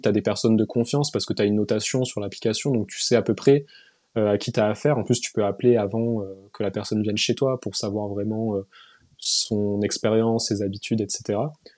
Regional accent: Toulouse, Occitania, France; moved away; also born or lived in Paris; je suis pas de Toulouse, de Paris à la base, je suis de Toulouse

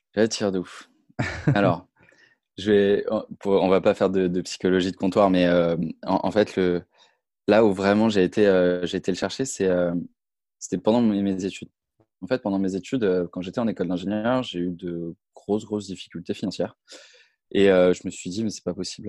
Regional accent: Brittany, France; je suis originaire de Bretagne

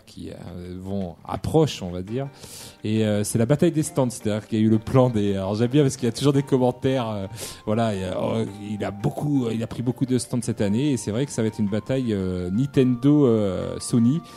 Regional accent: Bordeaux, Nouvelle-Aquitaine, France; nous en tant que Bordelais

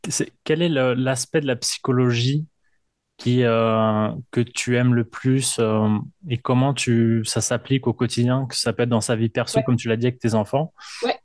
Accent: Paris, Île-de-France, France; now in Quebec, Canada; je viens de, de Paris, en France

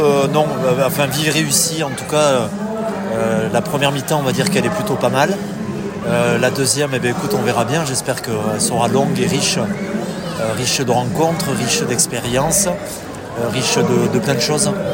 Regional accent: Spanish Basque, Basque Country, Spain; je suis basque espagnol

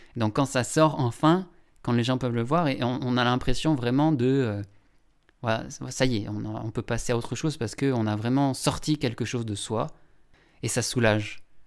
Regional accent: Longwy, Grand Est, France; bassin de Longwy, donc là où j'ai grandi

